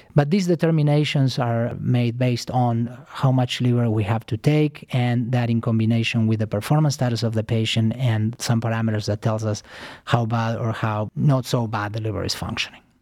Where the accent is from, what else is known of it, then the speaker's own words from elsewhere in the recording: Argentina; moved away as an adult; also born or lived in New York City, United States; now in Cleveland, United States; I am originally from Argentina. Uh, I came to United States uh, 15 years ago to train